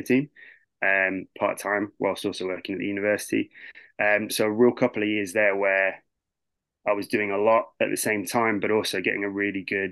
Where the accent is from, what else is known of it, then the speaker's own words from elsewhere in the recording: the Southeast, South East England, United Kingdom; moved away as an adult; also born or lived in Liverpool; I grew up in the Southeast. I wanted to move away from home